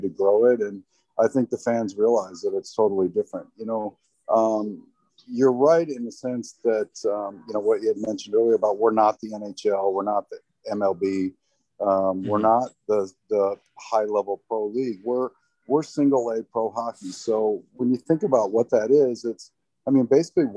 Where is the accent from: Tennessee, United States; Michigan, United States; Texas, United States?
Michigan, United States; just outside of Detroit; moved away; I grew up in Michigan, just outside of Detroit